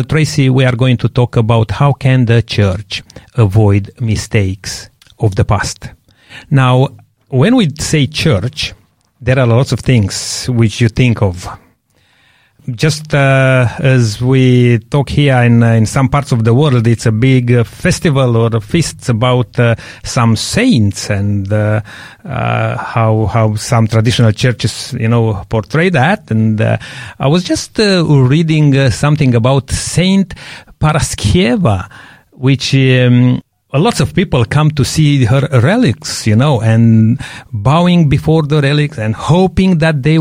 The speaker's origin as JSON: {"language": "English", "country": "Romania", "second_language": "English", "moved": "yes", "said": "I'm coming from Romania and have a lots of background in this. And most of my family, they are Orthodox"}